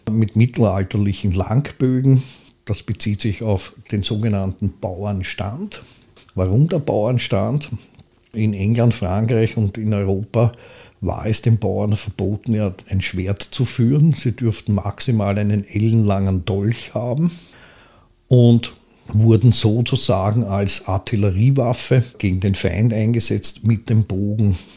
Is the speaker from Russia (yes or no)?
no; Pressbaum, Lower Austria, Austria; ich bin aufgewachsen in Pressbaum, habe dann eine Zeit in der Blasmusikkapelle auf der Hochstraße gespielt